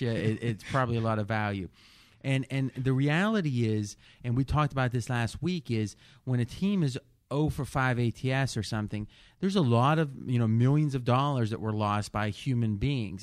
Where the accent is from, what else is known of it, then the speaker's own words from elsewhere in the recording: Ohio, United States; moved away as an adult; now in Las Vegas, United States; growing up in Ohio